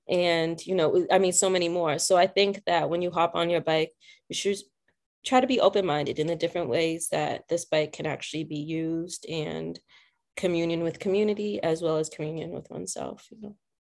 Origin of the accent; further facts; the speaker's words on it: South Shore, Massachusetts, United States; I grew up in the South Shore area, of Massachusetts